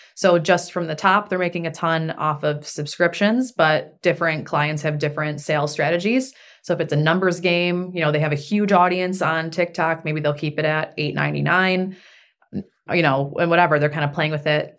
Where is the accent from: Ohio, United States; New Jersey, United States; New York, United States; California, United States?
New York, United States; Buffalo; also born or lived in Germany / Washington, D.C.; now in Houston, United States; we're both from Buffalo